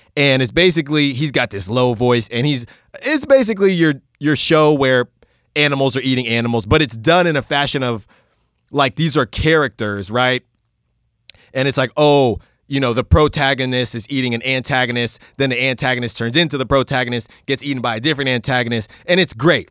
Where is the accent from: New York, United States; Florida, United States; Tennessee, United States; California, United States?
California, United States; Concord; now in Oakland, United States; I grew up in Concord